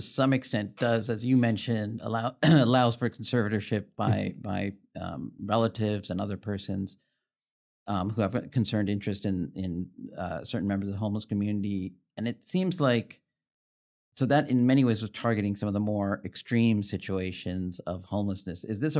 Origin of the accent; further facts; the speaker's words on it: Los Angeles, California, United States; I'm from the Los Angeles area.